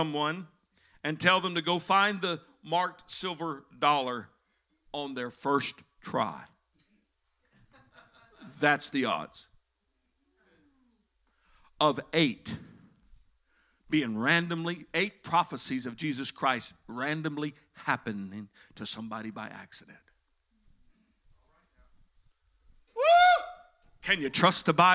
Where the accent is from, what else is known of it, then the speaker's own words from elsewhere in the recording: Texas, United States; now in Indiana, United States; I was born there